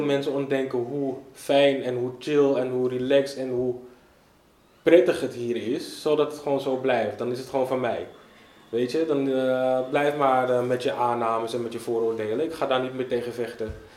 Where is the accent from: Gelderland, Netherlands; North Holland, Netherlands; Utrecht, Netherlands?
North Holland, Netherlands; Amsterdam; ik woon vrijwel mijn hele leven in Zuidoost. Opgegroeid in de K-buurt.